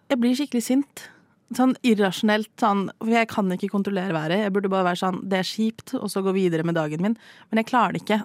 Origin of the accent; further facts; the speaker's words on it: Stavanger, Rogaland, Norway; moved away; Jeg bodde hjemme i Stavanger i noen uker